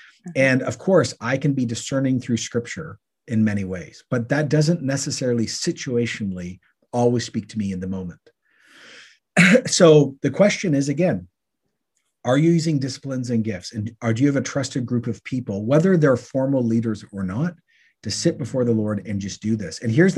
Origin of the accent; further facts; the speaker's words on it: Canada; Oh, that's being Canadian. Yeah, there are questions.